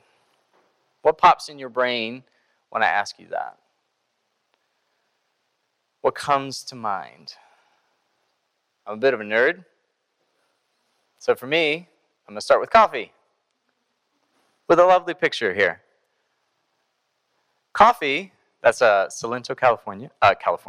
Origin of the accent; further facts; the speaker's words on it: Greensboro, North Carolina, United States; also born or lived in Iowa; I grew up here in Greensboro.